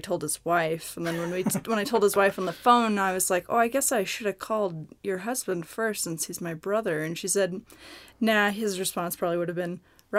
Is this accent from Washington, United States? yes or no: yes; Seattle, Washington, United States; moved away; I'm originally from Seattle, Washington